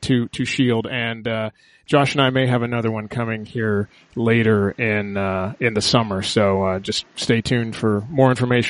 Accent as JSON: {"language": "English", "town": "Los Angeles", "region": "California", "country": "United States", "tie": "born or raised there", "said": "Yeah, and actually, yeah, I was born in L.A., but I grew up in the Valley, so it's taken me a long time to, like, you know, get rid of my accent"}